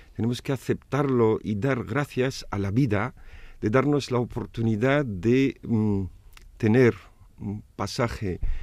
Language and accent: Spanish; Tunis, Tunisia; also born or lived in Navarre, Spain; now in Vitoria, Spain; tunecino porque nací en Túnez, mis padres eh, son tunecinos